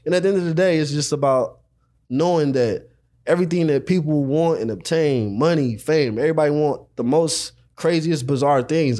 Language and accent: English; Los Angeles, California, United States; I'm from South Central